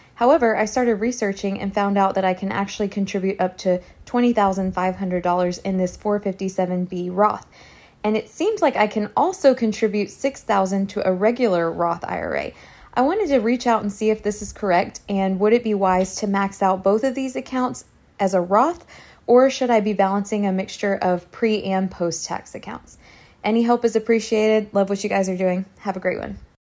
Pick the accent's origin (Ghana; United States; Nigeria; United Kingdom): United States; San Antonio, Texas; I am from San Antonio, Texas